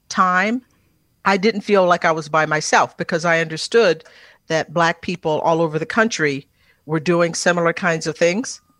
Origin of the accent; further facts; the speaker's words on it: Texas, United States; that's that's part of being uh, about being a Texan that I think lots of people embrace